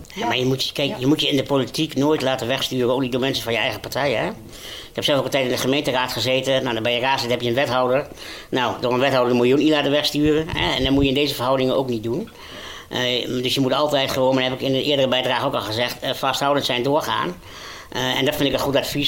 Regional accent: Overijssel, Netherlands; ik ben een jongen geboren en getogen in Overijssel

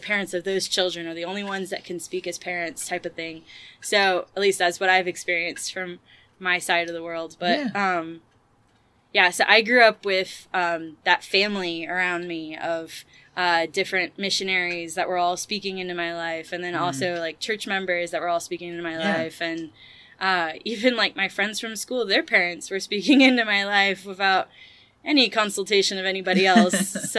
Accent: Marseille, Provence-Alpes-Côte d'Azur, France; also born or lived in Toulouse, France; I was born in Marseille, France, so that tends to be my childhood home, if I mm-hmm. think about it. And then I also lived in Toulouse, France, for an extensive period of time

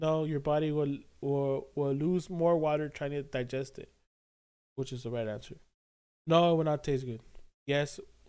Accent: Alaska, United States; Because, you know, I'm from Alaska.

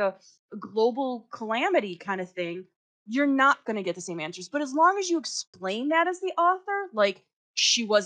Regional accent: Chicago, Illinois, United States; as a Chicagoan

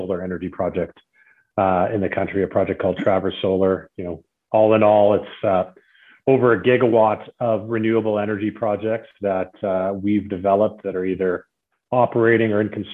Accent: Calgary, Alberta, Canada; I grew up here in Calgary in the oil and gas business

